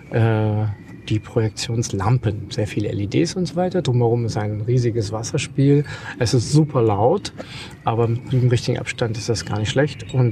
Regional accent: Germany; einfach gedacht, ich komme aus Deutschland, da geht man zum Bahnhof

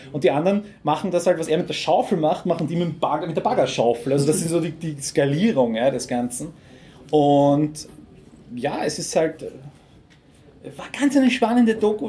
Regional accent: Lower Austria, Austria; als Niederösterreicher

